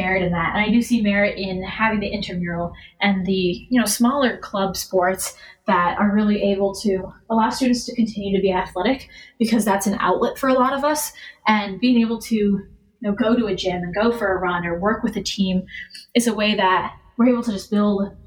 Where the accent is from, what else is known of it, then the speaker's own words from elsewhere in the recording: Madison, Wisconsin, United States; Growing up in Madison, where every Saturday is Wisconsin football day